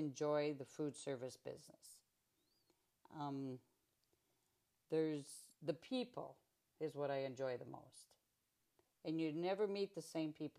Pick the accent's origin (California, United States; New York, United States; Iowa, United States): Iowa, United States; Northeast; I love Northeast Iowa, And that was my hometown, and I was staying right there where I was planted